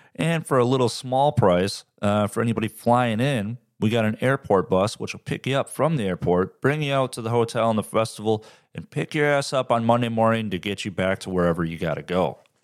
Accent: Midwest, United States; I'm from the Midwest.

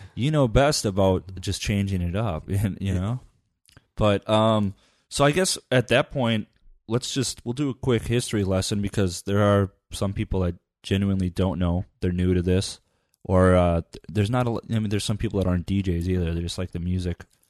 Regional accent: Upper Michigan, United States; I grew up in Upper Michigan

